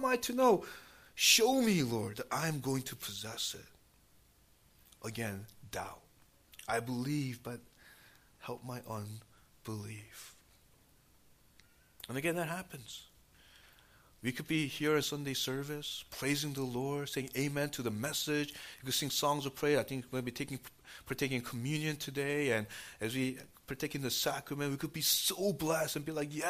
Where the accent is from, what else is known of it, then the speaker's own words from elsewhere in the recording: New York City, New York, United States; moved away as an adult; now in New Jersey, United States; growing up in New York City, and, you know, even now, you know, we actually live in New Jersey